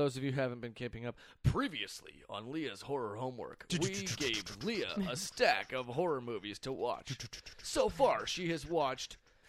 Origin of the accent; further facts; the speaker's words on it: suburban Iowa, United States; I'm from suburban Iowa.